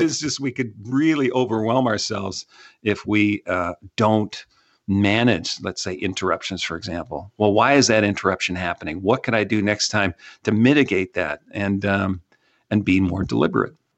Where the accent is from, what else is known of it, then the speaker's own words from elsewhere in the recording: Canada; now in Texas, United States; I'm from Canada